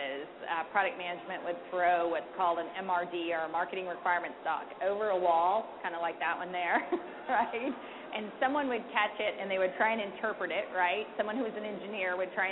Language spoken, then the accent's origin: English; the South, United States; I'm from the South